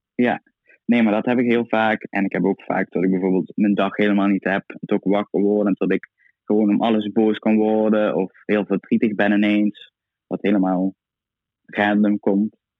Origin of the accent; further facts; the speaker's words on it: Itteren, Limburg, Netherlands; Ik kom uit Itteren, dorpje naast Maastricht